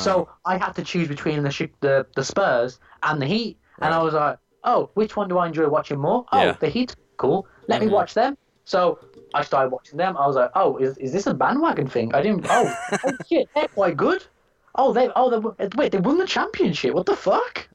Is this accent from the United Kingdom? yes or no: yes; United Kingdom; we're British